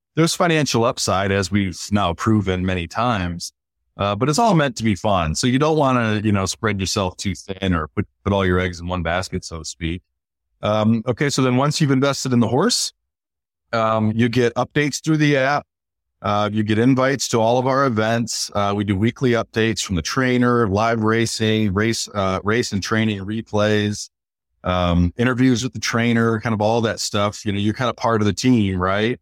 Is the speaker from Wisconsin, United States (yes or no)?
no; Michigan, United States; born or raised there; moved away; also born or lived in Baltimore